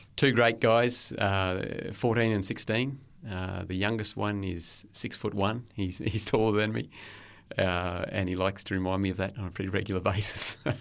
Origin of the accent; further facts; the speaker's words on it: Lockyer Valley, Queensland, Australia; also born or lived in Brisbane; Born in Brisbane, yeah, and, uh, was there until I was four or five years old. And then we moved out to the Lockyer Valley, so a little bit west of Brisbane, about an hour west, and, uh, grew up